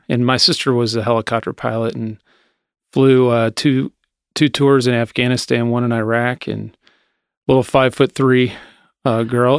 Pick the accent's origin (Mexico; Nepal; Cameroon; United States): United States; Anderson; I grew up in Anderson, um, went to Summit